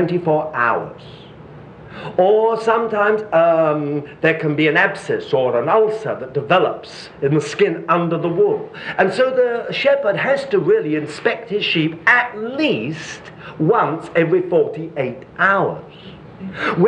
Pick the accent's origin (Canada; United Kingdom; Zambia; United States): United Kingdom; moved away as an adult; I was brought up in Britain where there are millions of sheep. And I now live in another part of the world where there are sheep everywhere